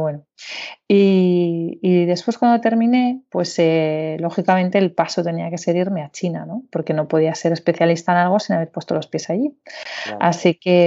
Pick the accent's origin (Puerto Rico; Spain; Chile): Spain; Barcelona, Catalonia; moved away as an adult; also born or lived in Beijing; soy de Barcelona, aunque da unas cuantas vueltas